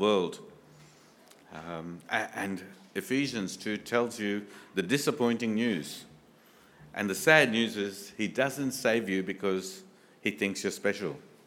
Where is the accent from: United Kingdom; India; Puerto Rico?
India; I come from India